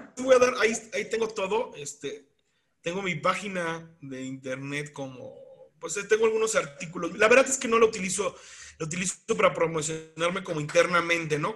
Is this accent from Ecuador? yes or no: no; Mexico; now in San Luis Potosí, Mexico; No soy un buen mexicano